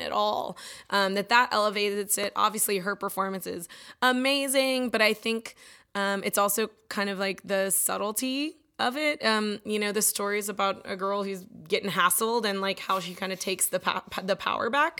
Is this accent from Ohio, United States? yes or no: no; Austin, Texas, United States; I'm born and raised in Austin. My whole family lives here